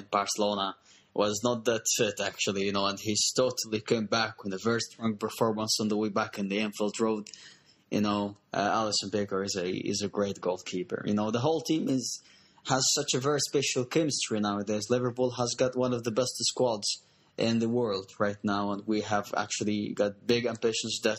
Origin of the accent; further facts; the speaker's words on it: Upper Egypt, Egypt; born or raised there